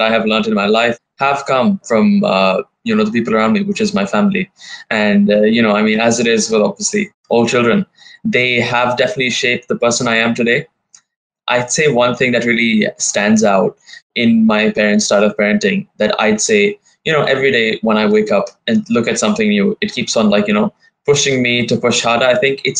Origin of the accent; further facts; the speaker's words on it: Dubai, United Arab Emirates; also born or lived in India; I've born and brought up here.